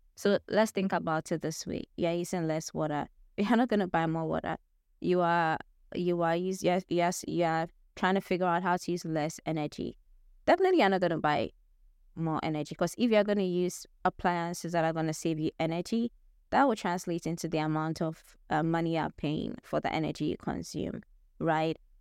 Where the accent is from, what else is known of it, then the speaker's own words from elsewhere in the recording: Ghana; moved away as an adult; now in United States; that was back in Ghana, my home country